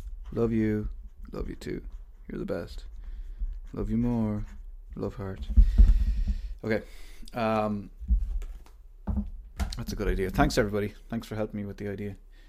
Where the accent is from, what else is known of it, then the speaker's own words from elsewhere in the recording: Ireland; because I'm Irish and we love knowing what time it is.